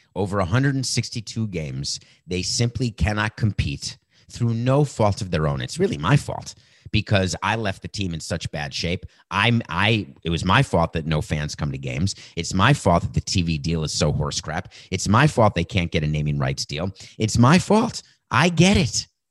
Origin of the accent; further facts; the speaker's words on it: Miami, Florida, United States; my hometown team, the Miami Marlins